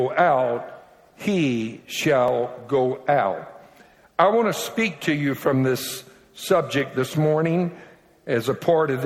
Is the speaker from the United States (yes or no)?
yes; Louisiana, United States; I'm from Louisiana, as I've already mentioned, and I spent my early years there. And I'm a Cajun